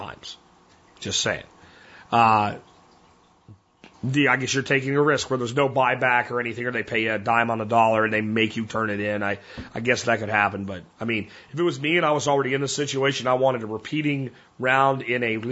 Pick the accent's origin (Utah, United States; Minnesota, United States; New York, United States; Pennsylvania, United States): Pennsylvania, United States; moved away; the woods I grew up in Pennsylvania